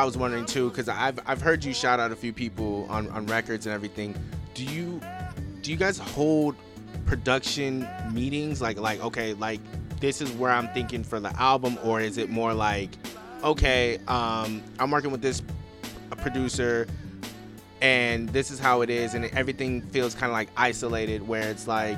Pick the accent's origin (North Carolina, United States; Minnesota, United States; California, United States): California, United States; Los Angeles; I'm from the West Coast. I'm from Los Angeles